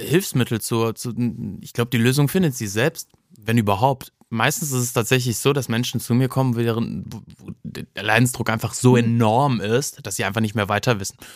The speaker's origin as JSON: {"language": "German", "town": "Cologne", "region": "North Rhine-Westphalia", "country": "Germany", "tie": "born or raised there", "said": "ich bin im Ports groß geworden"}